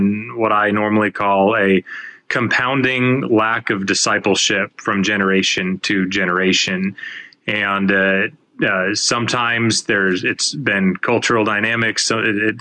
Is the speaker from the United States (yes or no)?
yes; Arkansas, United States; I had a year and a half left of high school where I was growing up in Arkansas